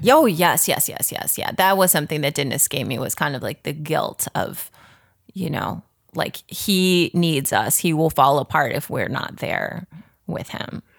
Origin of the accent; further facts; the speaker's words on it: Chicago, Illinois, United States; moved away as an adult; also born or lived in rural Tennessee; now in Los Angeles, United States; I grew up primarily in the suburbs of Chicago